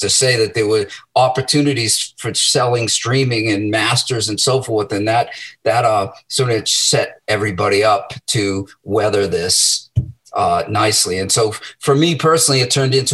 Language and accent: English; Medford, Massachusetts, United States; I was born in Medford and, you know, I grew up there